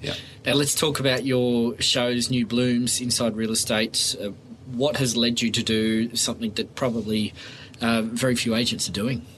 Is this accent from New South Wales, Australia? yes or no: yes; Sydney, New South Wales, Australia; I grew up in Oyster Bay and, and lived there for 18 years.